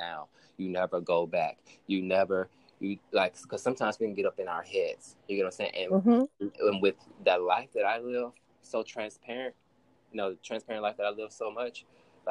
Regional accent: Pensacola, Florida, United States; also born or lived in Mobile, Alabama; I'm from down south. I was born in Mobile, Alabama, raised in Pensacola

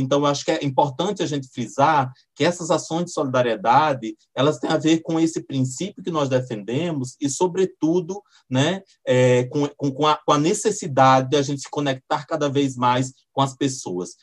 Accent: Pernambuco, Brazil; now in Brasília, Brazil; moro em Brasília, mas eu sou nordestino, sou, sou lá de Pernambuco

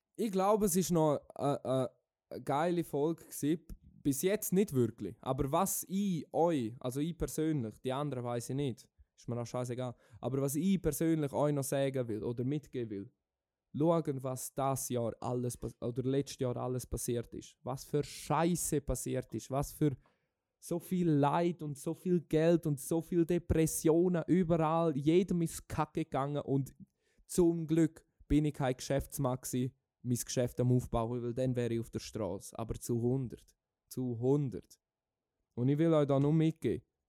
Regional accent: Switzerland; wir in der Schweiz

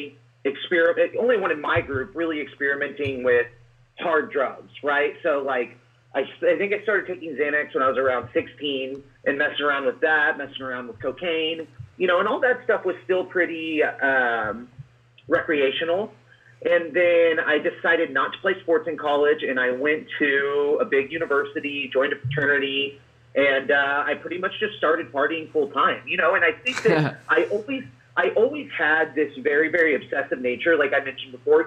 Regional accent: Springfield, Missouri, United States; also born or lived in California; am from Springfield, Missouri. I was born in California. We moved out here

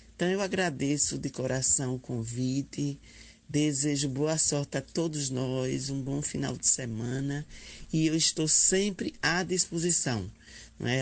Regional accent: Aracaju, Sergipe, Brazil; eu sou enfermeira, sou de Sergipe, de Aracaju

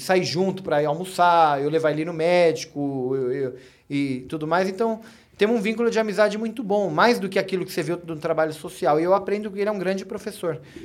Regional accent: Brazil; also born or lived in Iran; Eu sou brasileiro

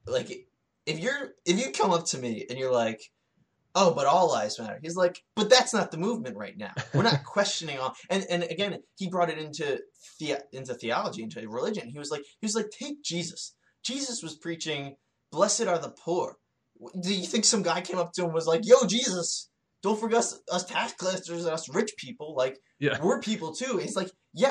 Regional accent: United States; fellow Americans

